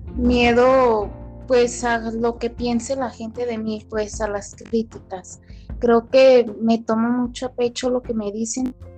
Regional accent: Guadalajara, Jalisco, Mexico; soy aquí de Guadalajara

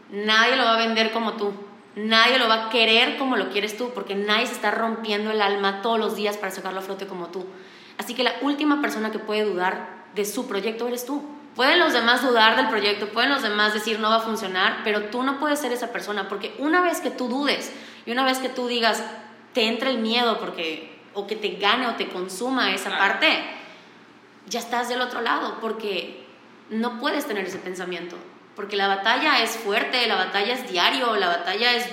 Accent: Valladolid, Yucatán, Mexico; now in Mérida, Mexico; Eh, yo nací y crecí en Valladolid, Yucatán. Y me mudé a Mérida a los 16 años para estudiar la prepa.

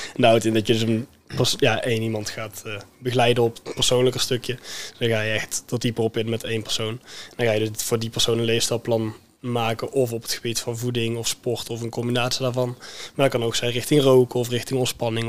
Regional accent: Veldhoven, North Brabant, Netherlands; Ik kom zelf uit Veldhoven.

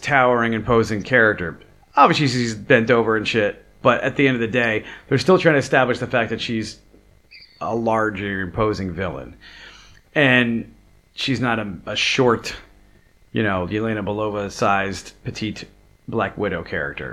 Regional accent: New York, United States; I'm a New Yorker

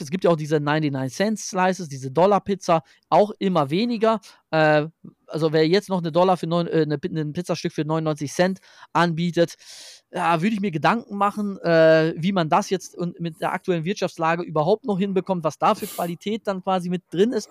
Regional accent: Germany; bei uns in Deutschland

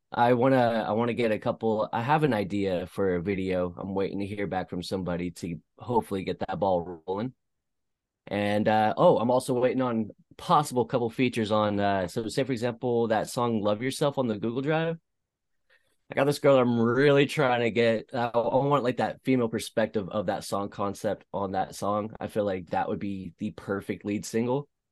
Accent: East Bay, California, United States; also born or lived in Concord, California; I'm from the East Bay.

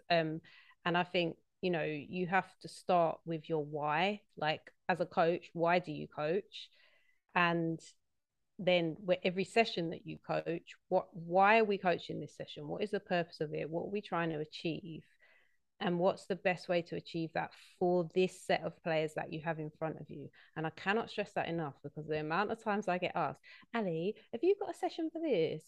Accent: London, United Kingdom; I'm from South East London

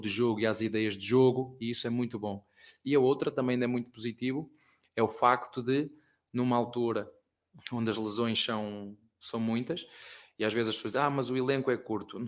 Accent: Penafiel, Norte, Portugal; moved away; Lá na minha terra, em Penafiel

